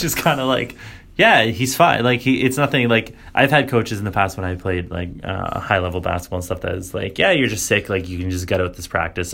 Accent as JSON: {"language": "English", "country": "Canada", "said": "me being Canadian"}